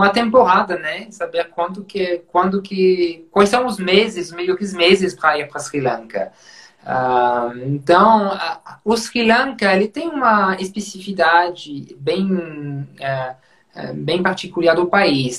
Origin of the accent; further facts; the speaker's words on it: Champagne, Grand Est, France; accent: French; Portuguese is a second language; moved away as an adult; also born or lived in Burgundy; now in Brazil; como vocês vão perceber com o sotaque, né, sou francês, eu nasci na região de Champagne